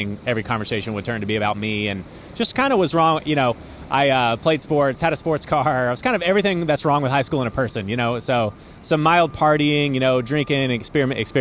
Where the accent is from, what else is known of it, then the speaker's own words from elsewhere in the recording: East Texas, United States; moved away as an adult; also born or lived in Fort Worth, Texas; now in New York City, United States; I grew up initially in East Texas